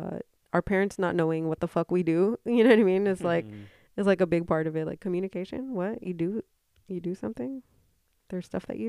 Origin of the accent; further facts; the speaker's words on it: Philippines; I have to be a little bit more like proud as a Filipino to say this